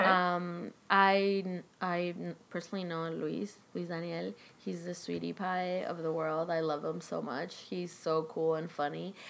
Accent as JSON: {"language": "English", "country": "Chile", "tie": "born or raised there", "moved": "yes", "lives_now": "Los Angeles, United States", "said": "where I grew up in Chile"}